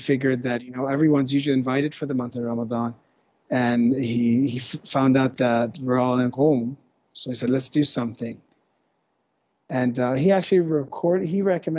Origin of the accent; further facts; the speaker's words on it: California, United States; I'm from California, so California, mainly California